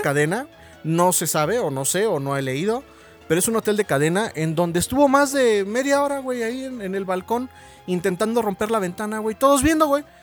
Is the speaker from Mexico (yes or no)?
yes; Mexico; somos muy cabrones mexicanos